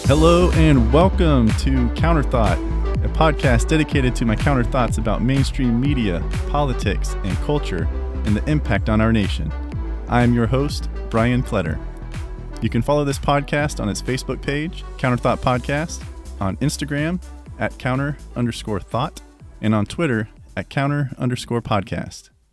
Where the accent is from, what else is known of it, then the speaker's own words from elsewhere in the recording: United States; we as the American people